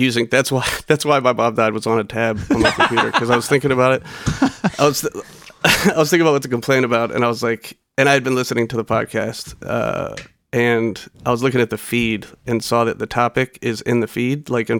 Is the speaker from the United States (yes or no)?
yes; Baltimore, Maryland, United States; Baltimore. I'm from Baltimore.